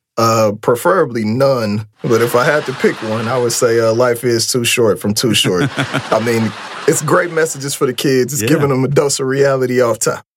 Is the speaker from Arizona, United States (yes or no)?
no; Oakland, California, United States; I'm from Oakland and I'm black